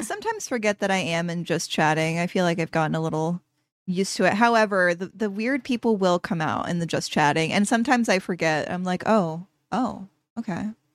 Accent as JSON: {"language": "English", "region": "Florida", "country": "United States", "tie": "born or raised there", "moved": "yes", "lives_now": "New York City, United States", "said": "I grew up in Florida"}